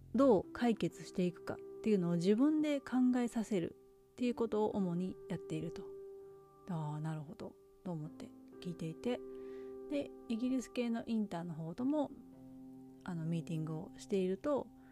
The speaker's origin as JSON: {"language": "Japanese", "country": "Japan", "also_born_or_lived": "United States", "moved": "yes", "said": "いつか日本に帰るかも"}